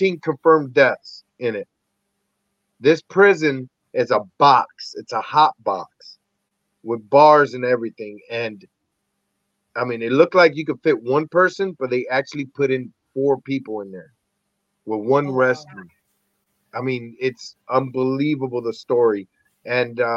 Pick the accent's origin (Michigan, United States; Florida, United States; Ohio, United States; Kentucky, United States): Ohio, United States; Lorain; also born or lived in Puerto Rico; I was born in Puerto Rico and raised in Lorain, Ohio by Cleveland.